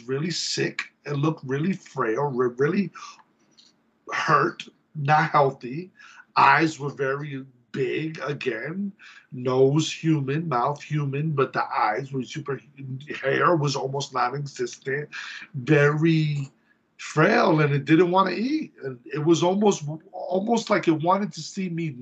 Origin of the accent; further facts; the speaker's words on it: New York City, New York, United States; moved away; also born or lived in Oviedo, Florida; I'm from the Bronx.